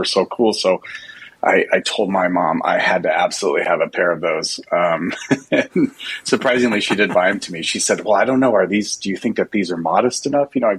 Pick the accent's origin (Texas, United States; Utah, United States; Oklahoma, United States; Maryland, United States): Utah, United States; I grew up actually in Utah where there's lots of amazing, big, huge mountains